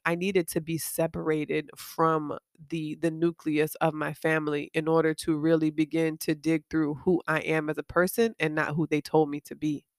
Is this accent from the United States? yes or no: yes; Miami, Florida, United States; moved away as an adult; when I was growing up in Miami